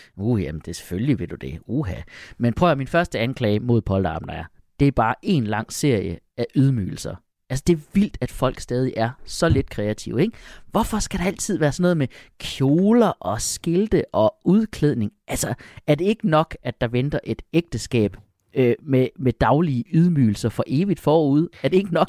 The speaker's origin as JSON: {"language": "Danish", "region": "Jutland", "country": "Denmark", "said": "som jyde"}